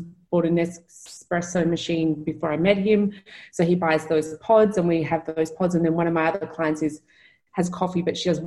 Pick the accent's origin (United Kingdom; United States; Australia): Australia; Melbourne, Victoria; moved away; I'm from Melbourne in Australia